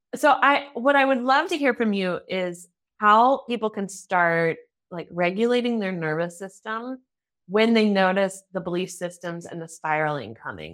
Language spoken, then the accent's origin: English; United States; now in Germany